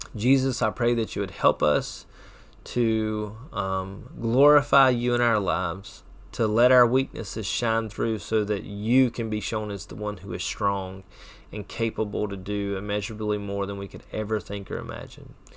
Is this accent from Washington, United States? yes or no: no; Chesnee, South Carolina, United States; I'm from Chesney